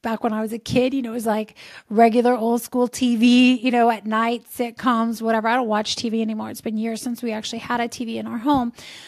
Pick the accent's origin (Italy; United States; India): Italy; Lazio; I grew up in just outside of Rome, Italy, in near the Pope's summer residence